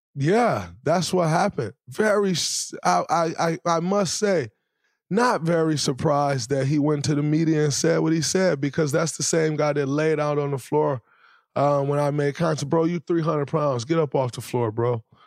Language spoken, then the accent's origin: English; Saginaw, Michigan, United States; growing up in Saginaw, Michigan, the way I grew up